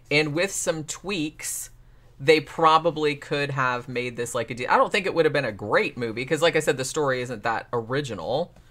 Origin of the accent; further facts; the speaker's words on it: Germany; English is a second language; I'm from Germany, a country with a huge dubbing culture.